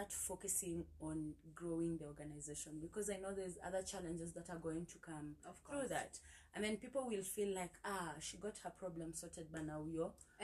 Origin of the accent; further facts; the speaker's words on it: Kenya; my experiences and my frustrations as a Kenyan